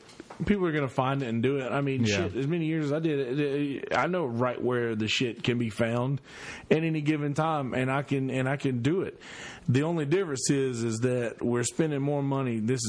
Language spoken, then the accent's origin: English; United States; there's federal prison in my hometown. There's actually two prisons in my hometown. Bennisville.